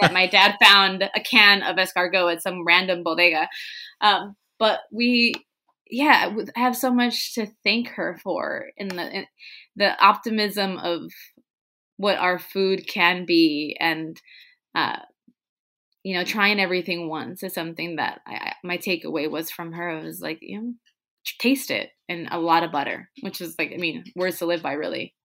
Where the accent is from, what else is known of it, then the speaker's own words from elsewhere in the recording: Tijuana, Baja California, Mexico; English is a second language; now in San Diego, United States; When we were growing up in Tijuana, we were learning English the same time my parents, my mom was.